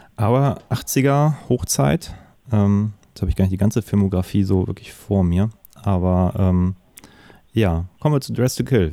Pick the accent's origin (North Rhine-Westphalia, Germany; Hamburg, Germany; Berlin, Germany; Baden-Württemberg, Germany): Hamburg, Germany